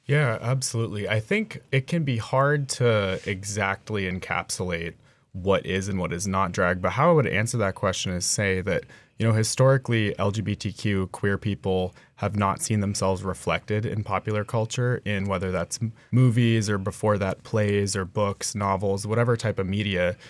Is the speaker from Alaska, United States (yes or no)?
yes; Two Rivers, Alaska, United States; I grew up in Two Rivers, Alaska, you know, out in the woods, dog mushing